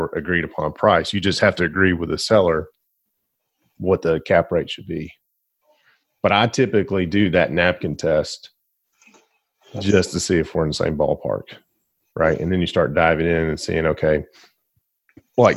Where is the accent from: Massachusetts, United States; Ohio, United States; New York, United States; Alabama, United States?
Alabama, United States; Glencoe; I was born and raised in Glencoe, Alabama